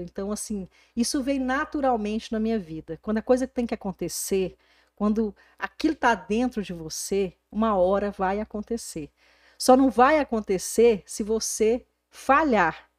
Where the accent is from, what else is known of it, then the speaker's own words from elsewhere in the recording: Porangatu, Goiás, Brazil; moved away; eu saí de Porangatu há 22 anos atrás, essa aqui é a minha cidade natal